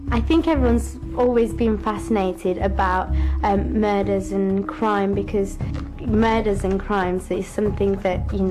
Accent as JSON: {"language": "English", "town": "Huddersfield", "region": "Yorkshire and the Humber", "country": "United Kingdom", "said": "I'm originally from Huddersfield in West Yorkshire"}